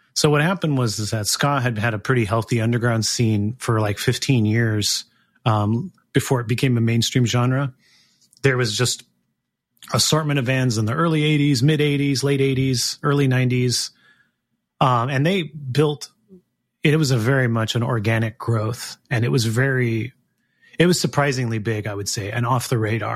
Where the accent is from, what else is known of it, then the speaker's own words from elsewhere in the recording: Gilroy, California, United States; I grew up in Gilroy